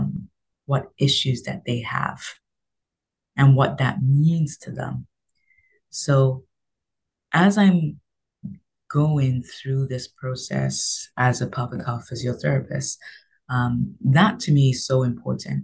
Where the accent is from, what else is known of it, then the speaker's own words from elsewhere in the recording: London, United Kingdom; also born or lived in Nigeria; now in Canada; I am Nigerian. I was raised in London, England, and then I came here to Canada.